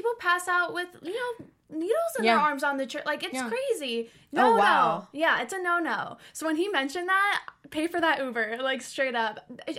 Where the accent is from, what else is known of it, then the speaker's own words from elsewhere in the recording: East Coast, United States; now in Los Angeles, United States; we're from East Coast, originally.